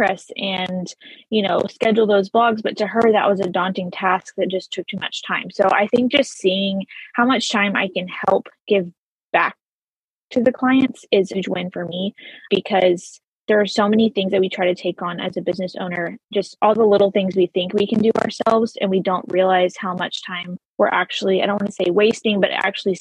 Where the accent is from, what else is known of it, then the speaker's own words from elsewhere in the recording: Texas, United States; born and raised in Texas.